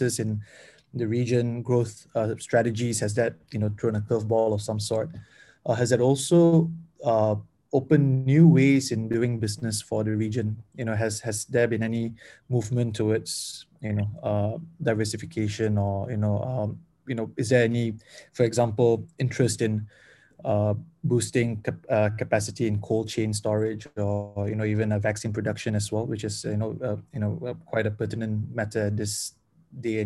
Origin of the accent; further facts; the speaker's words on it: Malaysia; moved away; I come from Malaysia. I still hold a Malaysian passport.